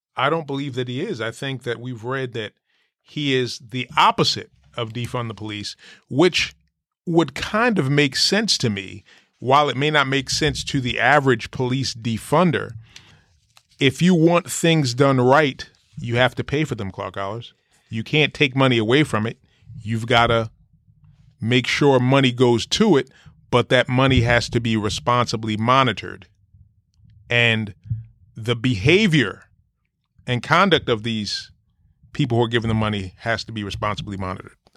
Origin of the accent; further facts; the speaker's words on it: Jersey City, New Jersey, United States; I grew up in Jersey City, New Jersey